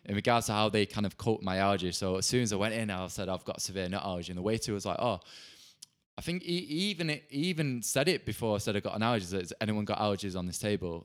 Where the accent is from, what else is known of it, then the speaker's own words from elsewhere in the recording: Bolton, North West England, United Kingdom; now in London, United Kingdom; I'm from Bolton